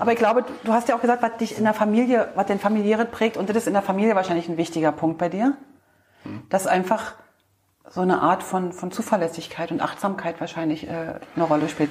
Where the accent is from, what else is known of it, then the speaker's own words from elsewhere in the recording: East Germany, Germany; wir Ossis, weil ich mich da sozusagen mit dir ähm, verbinde, weil ich ja auch ein Ostkind bin